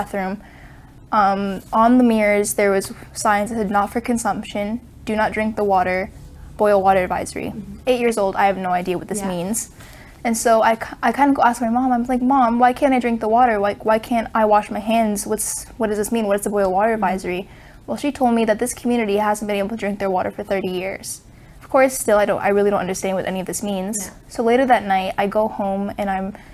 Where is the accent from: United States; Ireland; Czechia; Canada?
Canada; Wikwemikong, Ontario; I'm from Wikwamakong on Manitoulin Island